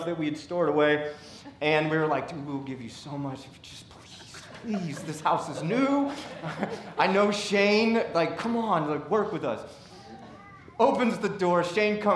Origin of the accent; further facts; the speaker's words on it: Seattle, Washington, United States; also born or lived in St. Louis / Brooklyn, New York; now in Decatur, United States; I was born and raised in Seattle